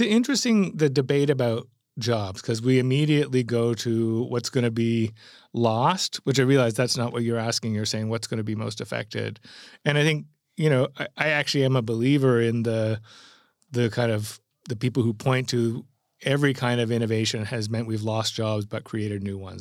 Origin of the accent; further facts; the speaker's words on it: Canada; as a Canadian who sits between Europe and, and America